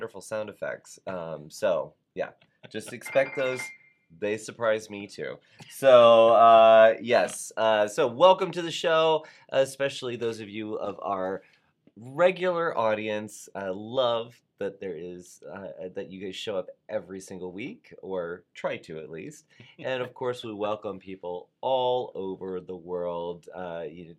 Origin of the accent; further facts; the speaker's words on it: Douglasville, Georgia, United States; that's what we called it in Douglasville, Georgia